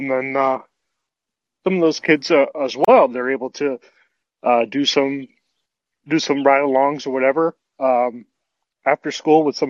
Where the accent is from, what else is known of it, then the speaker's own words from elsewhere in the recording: Florida, United States; moved away as an adult; now in Michigan, United States; I'm from Florida